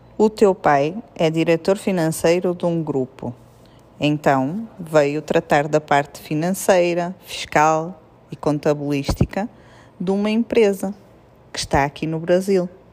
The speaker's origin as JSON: {"language": "Portuguese", "country": "Portugal", "moved": "as an adult", "lives_now": "Brazil", "said": "nós lá em Portugal dizemos eu amo-te"}